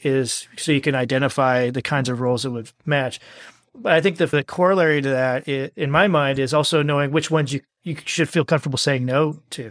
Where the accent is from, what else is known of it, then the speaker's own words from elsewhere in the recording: Midwest, United States; now in Texas, United States; I live in Texas now. I'm originally from the Midwest